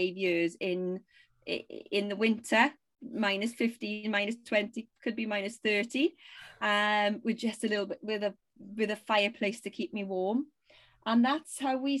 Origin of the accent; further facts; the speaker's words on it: Wales, United Kingdom; moved away as an adult; now in Sweden; two Welsh girls.